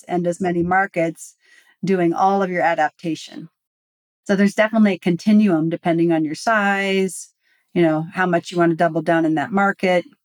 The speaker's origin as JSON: {"language": "English", "country": "United States", "said": "I am uniquely American"}